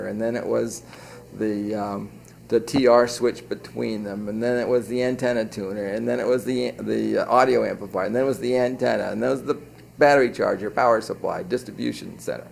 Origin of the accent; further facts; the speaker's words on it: Maine, United States; moved away; I was from Maine, and when I was a kid, sardine cans used to wash up on the beach in front of my house